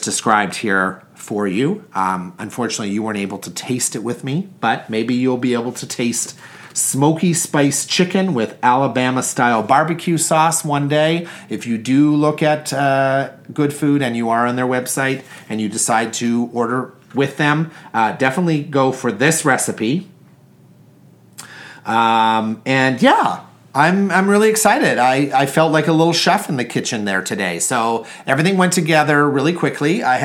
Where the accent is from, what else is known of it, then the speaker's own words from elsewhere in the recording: Canada; I'm Canadian.